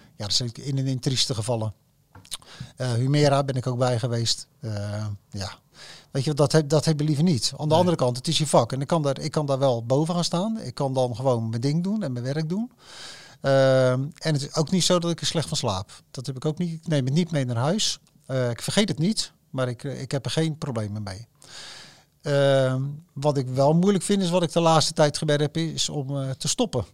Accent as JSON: {"language": "Dutch", "town": "Rotterdam", "region": "South Holland", "country": "Netherlands", "said": "ik voel me Rotterdammer, ik ben Rotterdammer"}